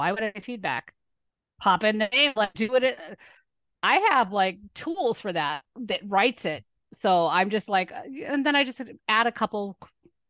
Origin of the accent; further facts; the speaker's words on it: Lebanon; moved away; I was raised in Lebanon